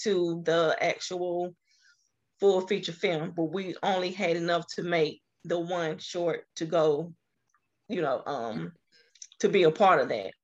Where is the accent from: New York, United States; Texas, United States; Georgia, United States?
Georgia, United States; Atlanta; I'm from Atlanta, Georgia